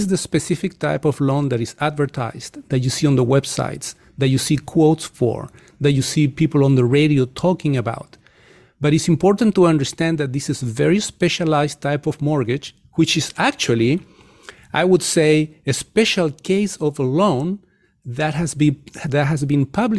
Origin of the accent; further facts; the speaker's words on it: Chile; moved away; I come from Chile, from the country of Chile